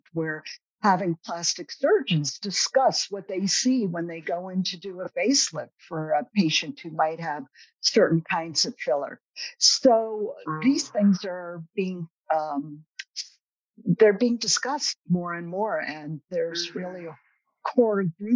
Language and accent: English; the Berkshires, Massachusetts, United States; I'm from the Berkshires